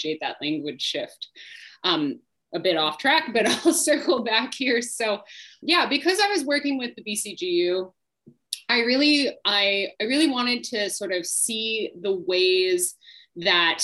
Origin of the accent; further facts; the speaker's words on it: Saskatchewan, Canada; I grew up in Saskatchewan